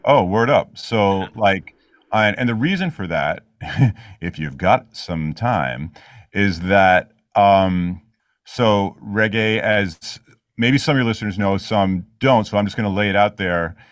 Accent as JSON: {"language": "English", "town": "New York City", "region": "New York", "country": "United States", "tie": "born or raised there", "said": "I grew up in Queens"}